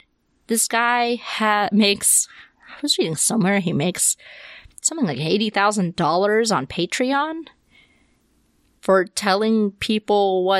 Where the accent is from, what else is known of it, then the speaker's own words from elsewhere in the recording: the South, United States; I saw this so much growing up in the South.